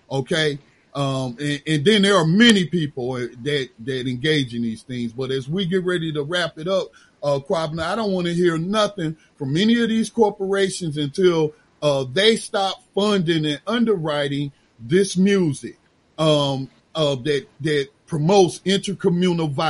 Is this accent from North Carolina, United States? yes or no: yes; Gaston County, North Carolina, United States; born there; I wasn't born in Charlotte. I was born in Gaston County, North Carolina, at Gaston Memorial.